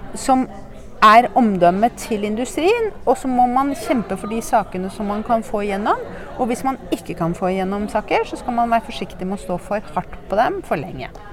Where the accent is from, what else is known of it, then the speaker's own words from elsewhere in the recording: Norway; jeg er norsk